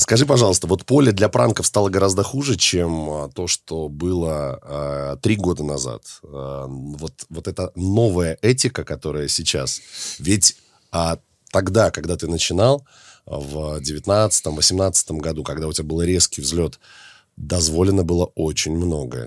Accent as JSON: {"language": "Russian", "region": "Minsk", "country": "Belarus", "tie": "born or raised there", "said": "из Минска, с моего родного города"}